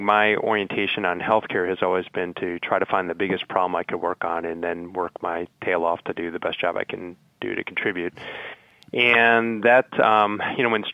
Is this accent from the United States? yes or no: yes; Chicago, Illinois, United States; also born or lived in Indiana; I'm a Midwest guy. I grew up in Chicago